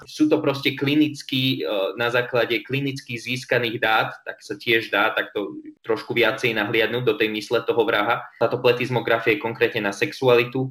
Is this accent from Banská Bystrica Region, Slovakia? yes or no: no; Trenčín, Trenčín Region, Slovakia; ja som Trenčan pôvodom